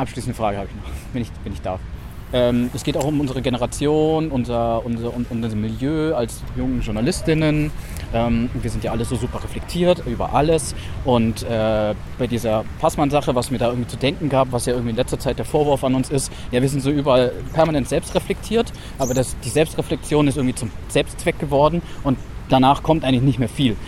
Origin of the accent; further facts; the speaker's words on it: Swabia, Baden-Württemberg, Germany; accent: Swabian; moved away; also born or lived in Munich; Also ich komme ja aus Baden-Württemberg, aus Schwaben, wie man vielleicht hm mir auf jeden Fall äh, anhört